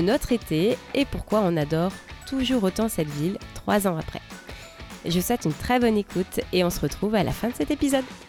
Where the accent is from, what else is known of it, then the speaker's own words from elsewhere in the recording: France; moved away as an adult; now in Seattle, United States; je suis française et je vous parle depuis Seattle.